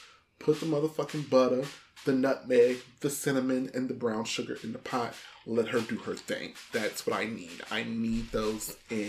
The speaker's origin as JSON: {"language": "English", "town": "Chicago", "region": "Illinois", "country": "United States", "said": "I'm from Chicago, Midwest best. We got that southern shit going on."}